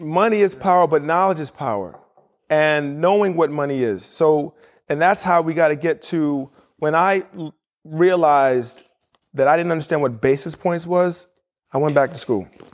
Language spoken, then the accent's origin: English; New York City, New York, United States; moved away as an adult; also born or lived in Indiana / Chicago / Miami / Houston; I was born and raised in New York City, had two parents who were Nigerian